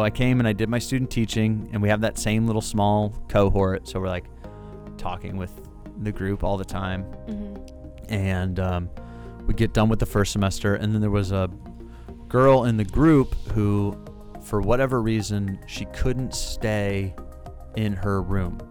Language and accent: English; St. Louis, Missouri, United States; also born or lived in Florida; I'm from St. Louis. I went to Brentwood High School